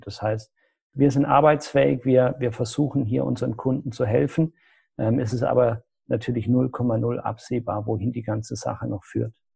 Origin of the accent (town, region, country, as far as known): Germany